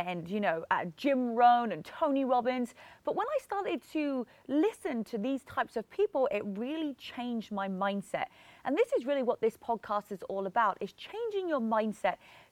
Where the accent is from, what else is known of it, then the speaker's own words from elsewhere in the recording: England, United Kingdom; moved away as an adult; now in California, United States; I'm originally from England and I moved to America 10 years ago. So when I was 22